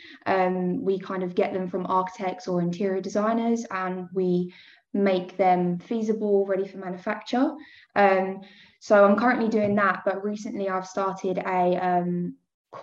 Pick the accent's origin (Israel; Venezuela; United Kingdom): United Kingdom; Essex, East of England; I was born in Essex. I'm still living here now